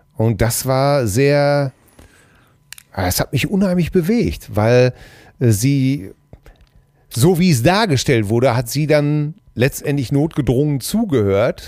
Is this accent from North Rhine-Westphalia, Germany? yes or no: yes; Hamm, North Rhine-Westphalia, Germany; bei uns in Hamm